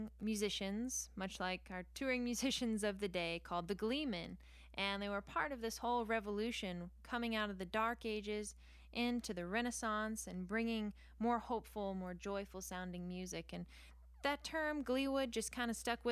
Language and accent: English; New Mexico, United States; We're from New Mexico, and we don't have any humidity